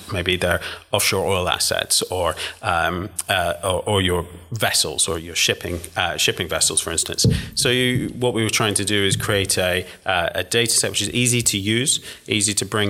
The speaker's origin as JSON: {"language": "English", "region": "England", "country": "United Kingdom", "also_born_or_lived": "Luxembourg", "lives_now": "Washington, D.C., United States", "said": "I am English, yeah."}